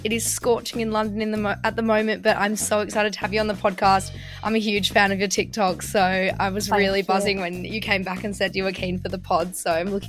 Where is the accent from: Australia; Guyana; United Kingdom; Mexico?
Australia; because I came from Australia, right? So I've been here 6 years.